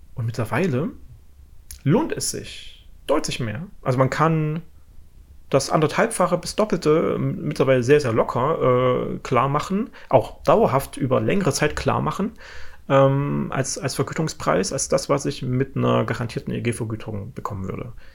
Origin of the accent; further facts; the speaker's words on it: Thuringia, Germany; ich komme ja äh, aus Thüringen, und ich wohne jetzt mittlerweile ja in, in Ostthüringen